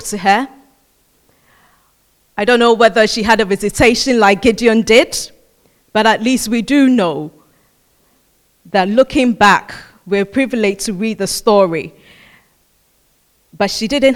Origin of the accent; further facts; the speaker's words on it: Ghana; I come from Ghana